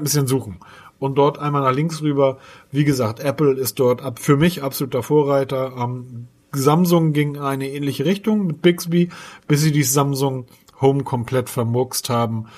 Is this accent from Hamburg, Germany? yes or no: yes; Hamburg, Germany; ich als Hamburger